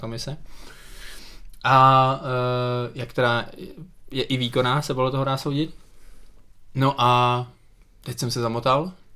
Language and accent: Czech; Czechia; my jako Češi